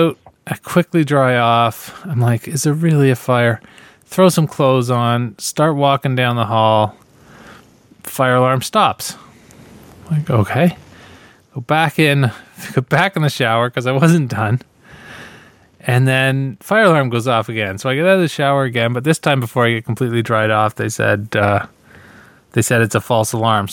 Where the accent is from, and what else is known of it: Ontario, Canada